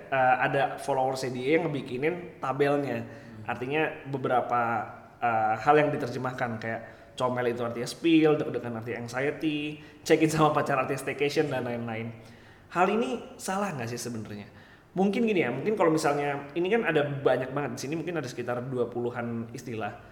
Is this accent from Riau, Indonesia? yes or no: no; South Jakarta, Jakarta, Indonesia; Kayak gini, gue lahir di Jaksel juga. Eh enggak, maksudnya gini, gue apa namanya besar di Jaksel juga.